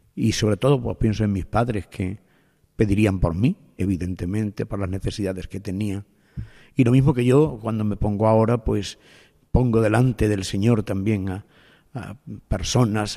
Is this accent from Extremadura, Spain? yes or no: yes; Higuera, south of Extremadura, Spain; es el pueblo donde yo nací. O sea que mm, soy el sacerdote del pueblo donde nací.